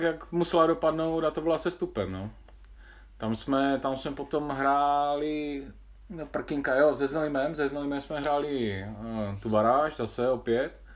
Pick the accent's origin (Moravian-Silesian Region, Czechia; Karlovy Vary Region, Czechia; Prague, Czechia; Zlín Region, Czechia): Moravian-Silesian Region, Czechia; Havířov; moved away; že pocházím z Havířova